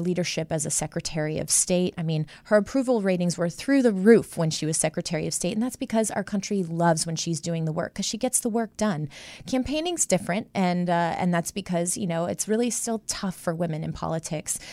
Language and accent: English; Midwest, United States; born and raised in the Midwest